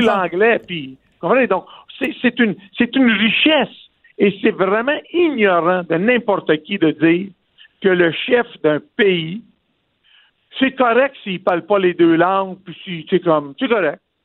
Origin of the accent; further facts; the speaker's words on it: Quebec, Canada; Je suis né au Québec